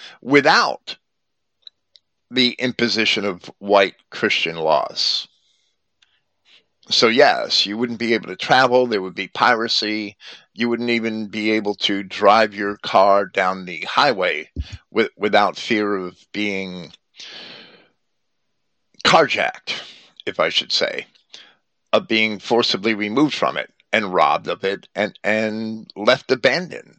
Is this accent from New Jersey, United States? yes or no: yes; Jersey City, New Jersey, United States; when I was a child growing up in Jersey City, we had no-go areas